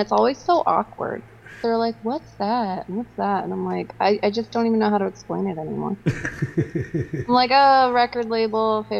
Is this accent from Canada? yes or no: yes; Canada